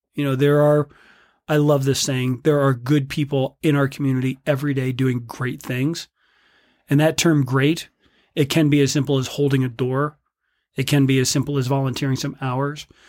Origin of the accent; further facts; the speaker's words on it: South Bend, Indiana, United States; now in Bend, United States; growing up in South Bend, Indiana